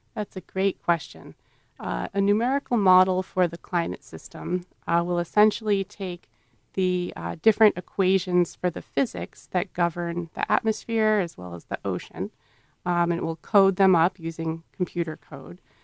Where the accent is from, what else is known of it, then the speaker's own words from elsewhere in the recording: Massachusetts, United States; moved away; I grew up in Massachusetts